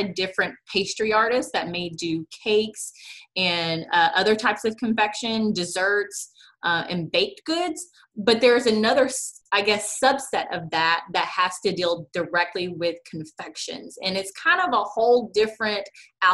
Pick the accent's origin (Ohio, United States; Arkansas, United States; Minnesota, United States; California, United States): Arkansas, United States; Little Rock; also born or lived in United Kingdom; I'm born and raised in Little Rock, Arkansas